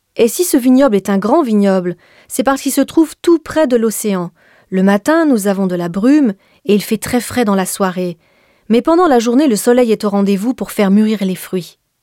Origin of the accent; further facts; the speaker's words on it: France; also born or lived in Bordeaux; now in Napa Valley, United States; Je suis française